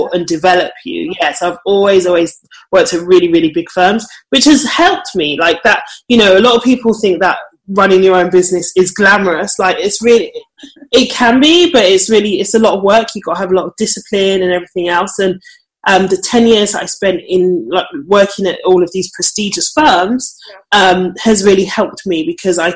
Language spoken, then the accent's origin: English; London, United Kingdom; So I'm from London. Well, pretty much from London.